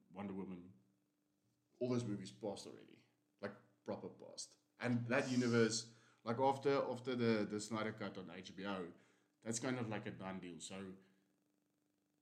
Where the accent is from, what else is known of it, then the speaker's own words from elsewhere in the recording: South Africa; we are South African